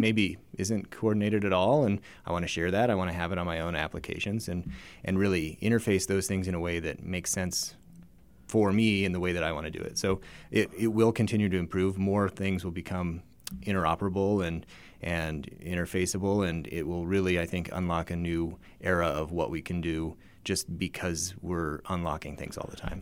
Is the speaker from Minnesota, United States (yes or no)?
no; Reno, Nevada, United States; moved away as an adult; also born or lived in Memphis, Tennessee; I grew up in the Reno, Nevada area